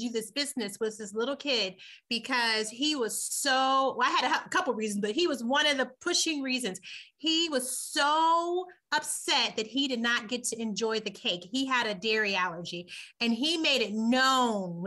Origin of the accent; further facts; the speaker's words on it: Muncie, Indiana, United States; now in Lansing, United States; I am from Muncie, Indiana, M-U-N-C-I-E